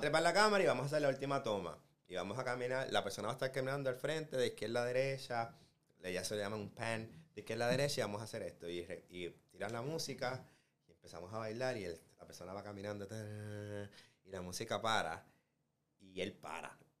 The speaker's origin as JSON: {"language": "Spanish", "country": "Puerto Rico", "moved": "yes", "lives_now": "United States", "said": "yo vengo de Puerto Rico"}